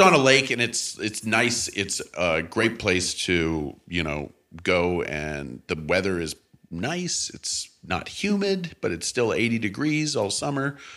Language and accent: English; St. Louis, Missouri, United States; also born or lived in Canada; I grew up in St. Louis, and my pa- my parents, my family were from Canada